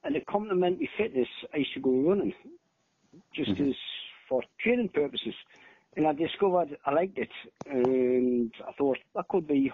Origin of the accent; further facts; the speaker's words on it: South Shields, North East England, United Kingdom; my local running club, which was South Shields, my hometown